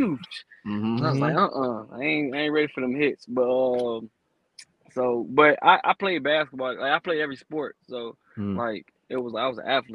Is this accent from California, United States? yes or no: no; Chicago, Illinois, United States; I'm from Chicago, East Side. You know, I grew up on the East Side